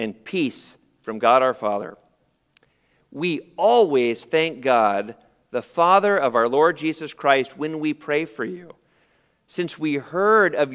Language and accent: English; San Jose, California, United States; I was born in San Jose, only about 45 minutes from here, in the shadow of the Great Mall of Milpitas